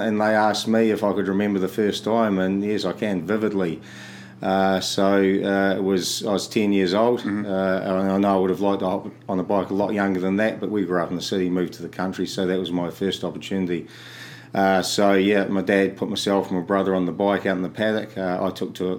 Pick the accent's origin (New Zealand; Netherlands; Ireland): New Zealand; Canterbury; also born or lived in Christchurch / Oxford; I've been born and bred in Canterbury. Lived here all of my life between Christchurch City and out Oxford near the foothills.